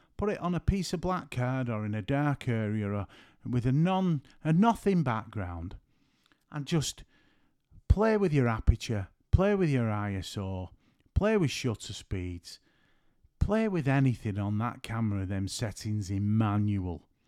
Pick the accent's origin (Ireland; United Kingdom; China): United Kingdom; St Helens, North West England; I'm from Saint Helens.